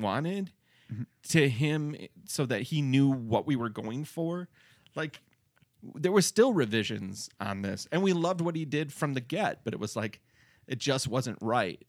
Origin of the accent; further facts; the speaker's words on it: Detroit, Michigan, United States; I was from the Detroit area